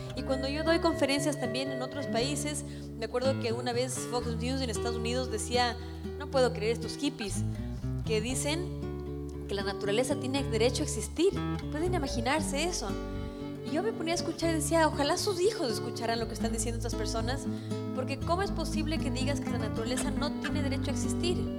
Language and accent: Spanish; Ecuador; nosotros como ciudadanos ecuatorianos